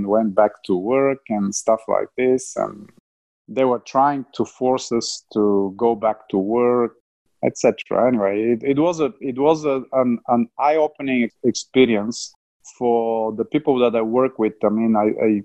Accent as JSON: {"language": "English", "country": "Bulgaria", "also_born_or_lived": "Australia", "second_language": "English", "moved": "as an adult", "said": "I came from Bulgaria, air traffic controller"}